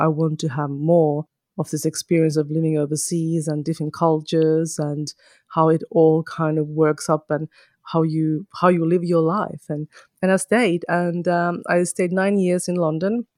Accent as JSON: {"language": "English", "town": "Kajaani", "region": "Kainuu", "country": "Finland", "tie": "born or raised there", "first_language": "Finnish", "second_language": "English", "moved": "as an adult", "lives_now": "New South Wales, Australia", "said": "I am originally from Finland, from a small town called Kajaani, which is towards the north, like the Lapland. I was born and bred there and stayed there until I was about twenty-three."}